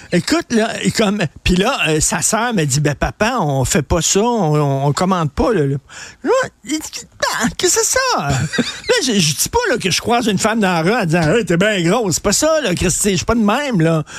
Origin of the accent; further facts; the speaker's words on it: Montreal, Quebec, Canada; j'allais dans les dépanneurs quand j'étais jeune à Verdun, la Tabagie à Verdun